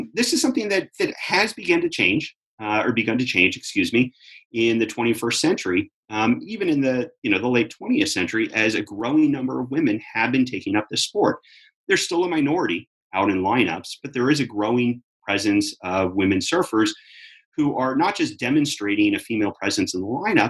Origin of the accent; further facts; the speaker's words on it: Southern California, United States; when I was growing up in Southern California